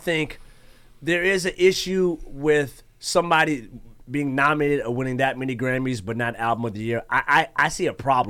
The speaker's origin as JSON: {"language": "English", "region": "Texas", "country": "United States", "tie": "born or raised there", "said": "I was born in Texas."}